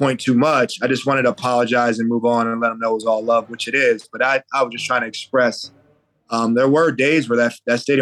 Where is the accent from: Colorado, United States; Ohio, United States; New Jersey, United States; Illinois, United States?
New Jersey, United States; that's where I'm from, born and raised in New Jersey.